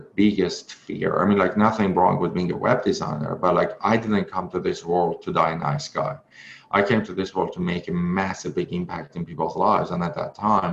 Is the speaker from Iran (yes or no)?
yes; Iran; English is a second language; moved away as an adult; now in North America; back then I was in Iran. I couldn't speak English